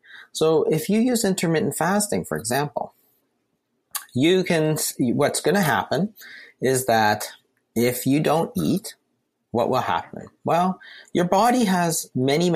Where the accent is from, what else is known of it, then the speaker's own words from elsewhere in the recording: Canada; We're Canadian